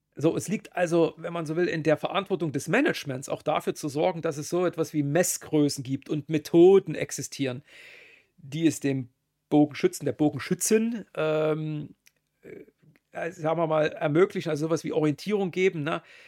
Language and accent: German; Germany; Bin ja Deutscher